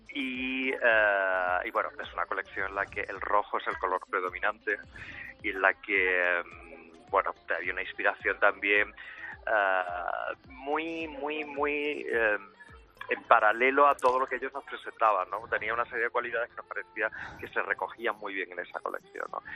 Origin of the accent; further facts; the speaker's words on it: Spain; Nosotros somos españoles